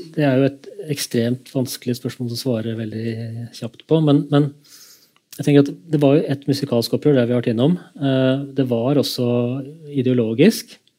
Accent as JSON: {"language": "Norwegian", "town": "Kongsberg", "region": "Buskerud", "country": "Norway", "tie": "born or raised there", "said": "da jeg vokste opp i Kongsberg"}